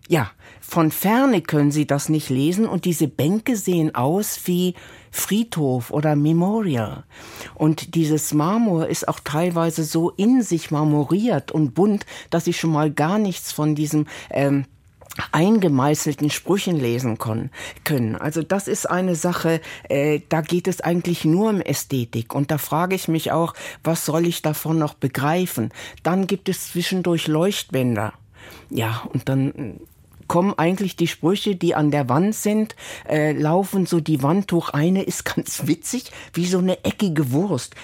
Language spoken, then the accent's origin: German; Germany; wir als Deutsche